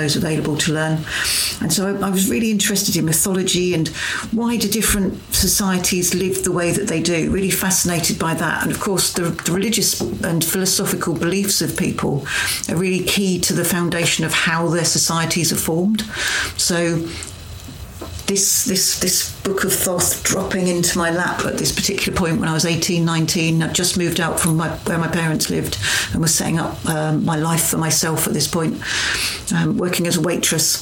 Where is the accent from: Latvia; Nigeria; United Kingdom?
United Kingdom; Ipswich, East of England; I grew up in Ipswich.